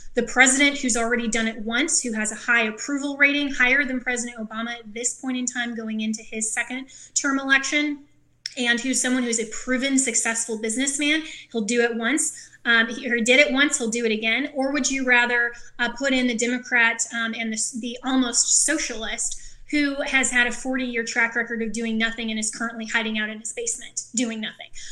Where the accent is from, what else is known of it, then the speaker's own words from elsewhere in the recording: Colorado, United States; my home state, Colorado